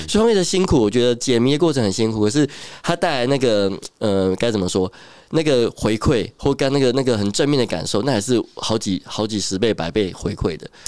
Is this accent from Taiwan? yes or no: yes; Taiwan; 从小时候读书到长大，都是一个 所谓的乖乖牌吧，也没有离开台湾这样子